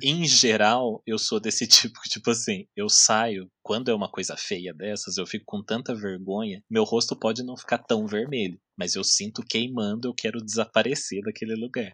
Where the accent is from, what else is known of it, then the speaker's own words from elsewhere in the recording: Taubaté, São Paulo, Brazil; eu sou daqui de Taubaté e eu sempre morei num bairro que é um morro